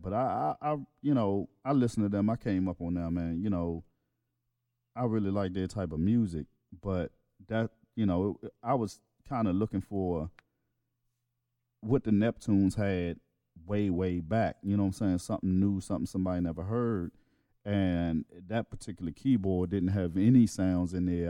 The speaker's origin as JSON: {"language": "English", "region": "East Coast", "country": "United States", "said": "I'm from the East Coast"}